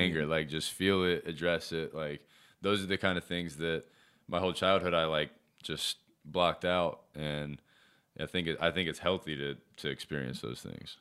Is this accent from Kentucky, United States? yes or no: no; Charlotte, North Carolina, United States; also born or lived in Davidson, North Carolina; I was born in Charlotte